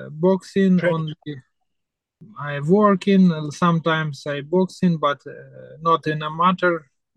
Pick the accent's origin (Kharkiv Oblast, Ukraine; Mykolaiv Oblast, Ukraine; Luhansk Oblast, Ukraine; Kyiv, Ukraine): Mykolaiv Oblast, Ukraine; Voznesensk; English is a second language; moved away as an adult; also born or lived in Odesa, Ukraine; now in United States; I'm from Ukraine in the I'm born in the little city of Voznesensk. From little town Voznesensk, but my last 7 years I live in Odessa with my wife and with my son